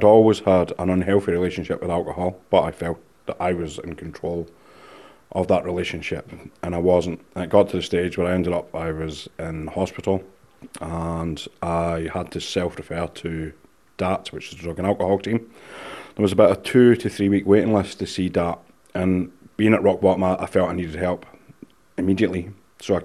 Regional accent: Scotland, United Kingdom; I'm Scottish

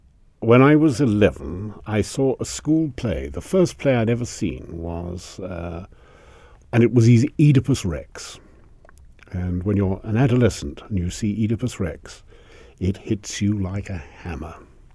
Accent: Salisbury, South East England, United Kingdom; born there; also born or lived in Africa; I was born in Salisbury during an air raid. Both my parents were Welsh, and I have it on good authority I was actually conceived in Wales.

